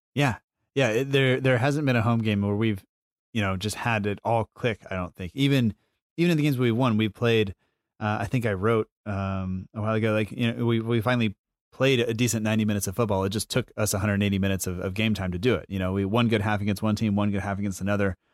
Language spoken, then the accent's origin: English; United States; as an American fan